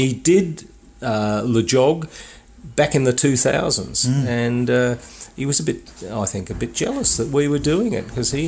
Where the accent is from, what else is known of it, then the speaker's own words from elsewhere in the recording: Sheffield, Yorkshire and the Humber, United Kingdom; He said those in Leeds, they identify more as Yorkies than we do. We're from Sheffield.